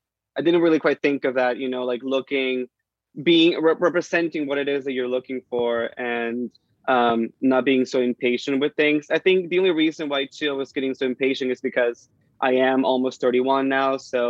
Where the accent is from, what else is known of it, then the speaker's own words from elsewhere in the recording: Peru; I was born and raised in Peru.